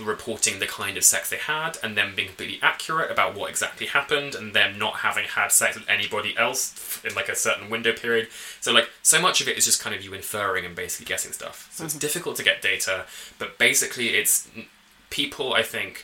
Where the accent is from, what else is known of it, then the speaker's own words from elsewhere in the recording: England, United Kingdom; moved away as an adult; also born or lived in New York / Washington, District of Columbia, United States; now in Canada; I'm from England and I have lived in the States for part of my PhD. I lived in New York for a bit and DC for a bit as well. And now I live here.